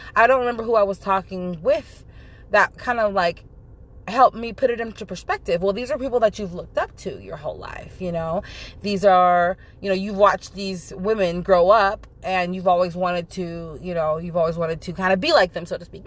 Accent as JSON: {"language": "English", "area": "Central Valley", "region": "California", "country": "United States", "moved": "yes", "said": "I'm originally from California, the Central Valley"}